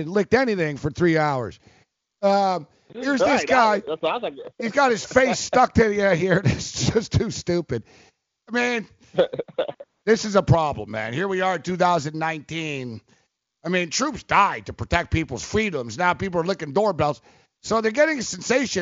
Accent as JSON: {"language": "English", "country": "Canada", "said": "I'm Canadian too"}